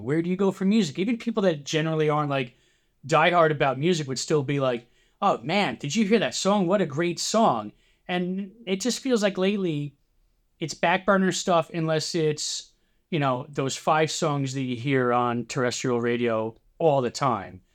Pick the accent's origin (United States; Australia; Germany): United States; New Jersey; I grew up in New Jersey. I've lived in New Jersey, I'd say ninety-eight percent of my life